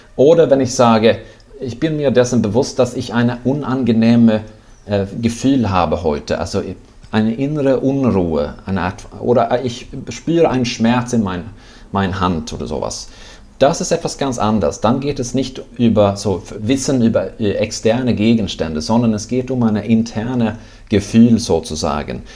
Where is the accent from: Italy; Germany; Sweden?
Sweden; German is a second language; now in Netherlands; ich bin Schwede, das hört man vielleicht